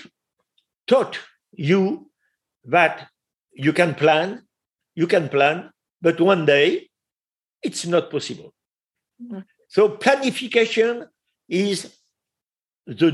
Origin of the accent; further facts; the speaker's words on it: France; English is a second language; we eat in France